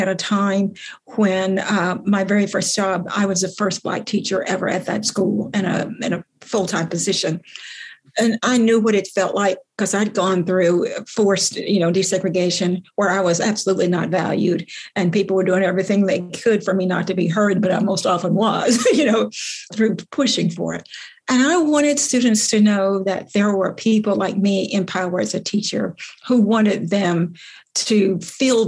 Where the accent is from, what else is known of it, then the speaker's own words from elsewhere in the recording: the South, United States; growing up in the South